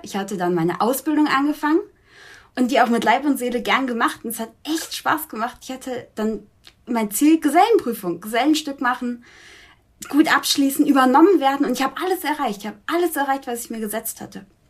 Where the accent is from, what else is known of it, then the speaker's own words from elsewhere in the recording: Augsburg, Bavaria, Germany; wir wohnen zusammen ah. in Augsburg, noch